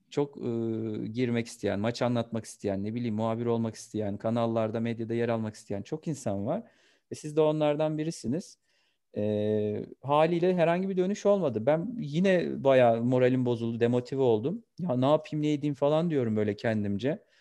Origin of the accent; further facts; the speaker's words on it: Kastamonu, Turkey; born there; 1991 Kastamonu doğumluyum.